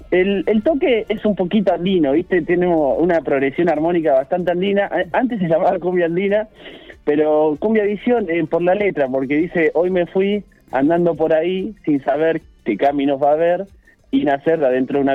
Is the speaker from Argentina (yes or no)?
yes; La Pampa, Argentina; primero que es pampea porque la tocamos nosotros, que somos de La Pampa, con composiciones nuestras.